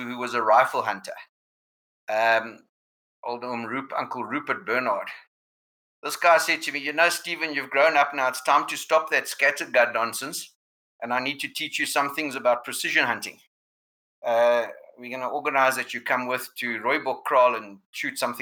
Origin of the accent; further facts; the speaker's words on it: Johannesburg, Gauteng, South Africa; I grew up in Kensington, so a suburb away